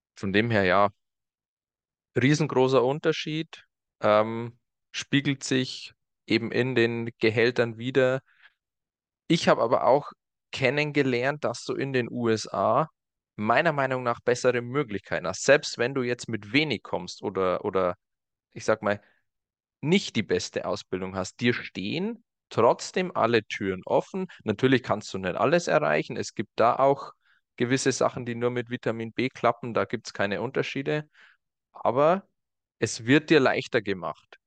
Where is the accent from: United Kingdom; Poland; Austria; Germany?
Germany; moved away as an adult; also born or lived in United States; bei mir in meiner Jugend in Deutschland